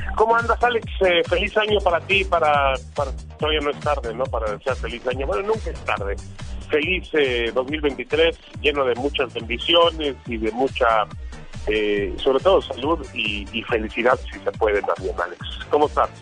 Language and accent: Spanish; Mexico